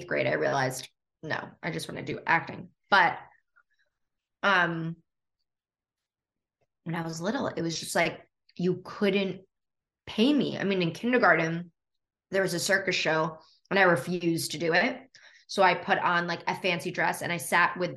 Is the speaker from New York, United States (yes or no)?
yes; New York City, New York, United States; moved away as an adult; now in Los Angeles, United States; born and raised on the Upper West Side